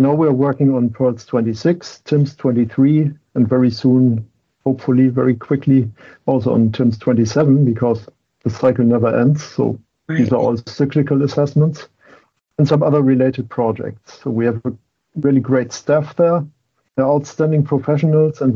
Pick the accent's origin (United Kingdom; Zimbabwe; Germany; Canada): Germany; English is a second language; moved away as an adult; now in Boston, United States